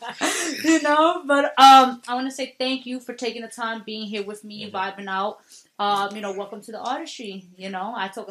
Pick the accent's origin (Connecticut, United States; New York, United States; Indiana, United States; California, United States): New York, United States; New York City; where I'm from the Bronx.